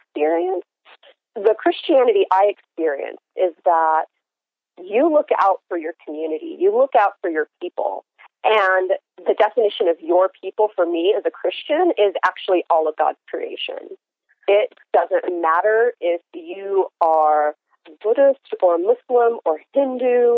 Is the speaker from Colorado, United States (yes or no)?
yes; Denver, Colorado, United States; I was born and raised in Denver, Colorado